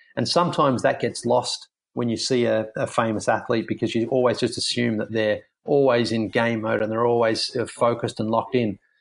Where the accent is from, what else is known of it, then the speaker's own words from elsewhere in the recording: Australia; moved away; being an Australian